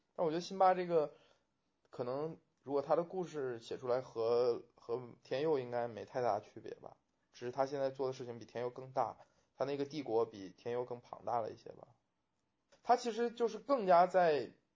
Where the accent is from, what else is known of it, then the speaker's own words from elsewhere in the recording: Huludao, Liaoning, China; moved away; 其实我在高中以前，我们家是生活在，就是我的老家生活在是小县城里面